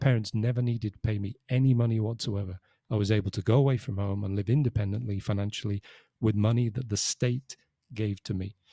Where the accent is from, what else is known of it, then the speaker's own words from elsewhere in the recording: Liverpool, North West England, United Kingdom; moved away as an adult; now in Spain; I'm from Liverpool